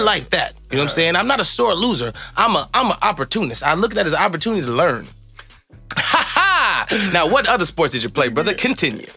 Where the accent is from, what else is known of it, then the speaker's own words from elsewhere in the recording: Evanston, Illinois, United States; growing up in Evanston